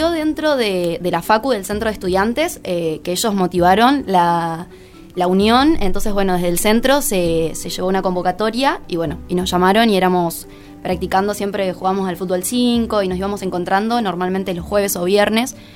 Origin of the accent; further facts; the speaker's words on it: Colón, Entre Ríos, Argentina; moved away as an adult; now in Paraná, Argentina; yo soy de Colón ah, eh, y bueno, estoy viviendo acá.